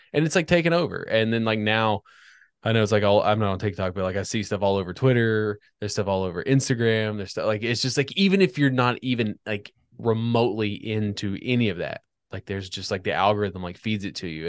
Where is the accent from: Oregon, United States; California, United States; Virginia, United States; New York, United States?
Virginia, United States; Northern; I grew up in Northern Virginia